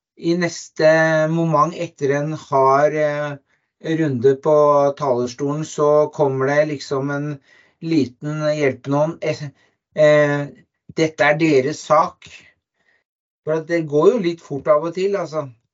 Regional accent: Oslo, Norway; now in Lier, Norway; Jeg kommer fra Oslo

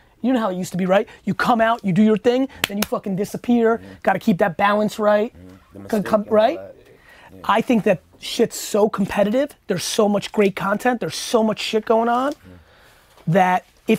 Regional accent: Edison, New Jersey, United States; I grew up in Edison, New Jersey, good mixed culture. I'm 41

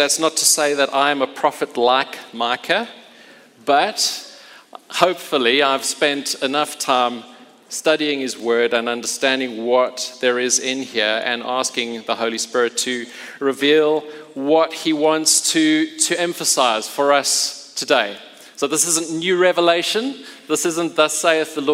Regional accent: Port Elizabeth, Eastern Cape, South Africa; moved away; I grew up in Port Elizabeth

